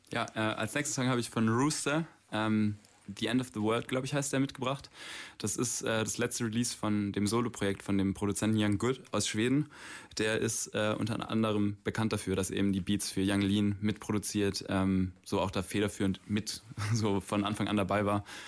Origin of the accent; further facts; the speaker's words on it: Stuttgart, Baden-Württemberg, Germany; Ich bin aus Stuttgart hier